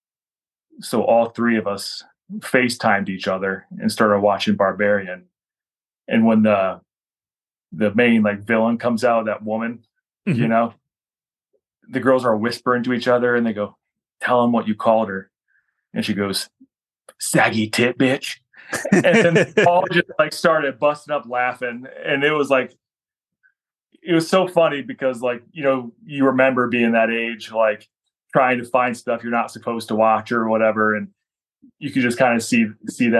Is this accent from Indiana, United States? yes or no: no; Defiance, Ohio, United States; I was doing a small comic convention in my hometown at Defiance, Ohio